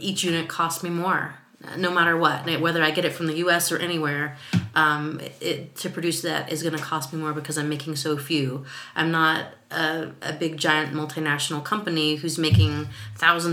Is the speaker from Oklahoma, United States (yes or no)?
no; Texas, United States; now in Seattle, United States; I was growing up in Texas, where it wasn't that cold